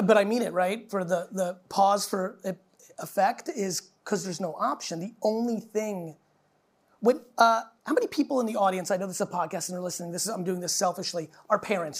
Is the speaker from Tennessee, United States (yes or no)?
no; New Jersey, United States; also born or lived in Soviet Union; I grew up outside in the 80s in New Jersey